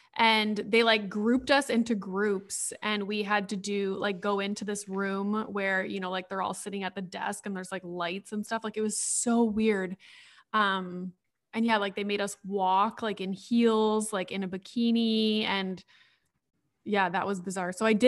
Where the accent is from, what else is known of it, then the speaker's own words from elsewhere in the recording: Sudbury, Ontario, Canada; So I had just moved back to Sudbury. I started university at Laurentian, which is in Sudbury.